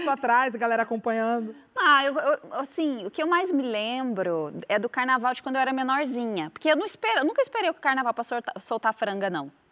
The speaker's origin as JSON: {"language": "Portuguese", "country": "Brazil", "said": "eu caio, mas eu levanto, porque eu sou brasileira."}